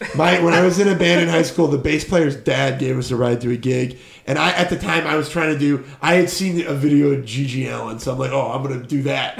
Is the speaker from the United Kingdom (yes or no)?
no; Detroit, Michigan, United States; now in Chicago, United States; I'm from Detroit, like where they didn't come and go. Like Detroit mm. just got more abandoned throughout my childhood